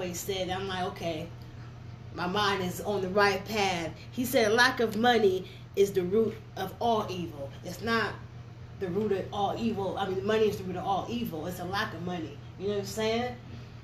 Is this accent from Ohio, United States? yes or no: yes; Ohio, United States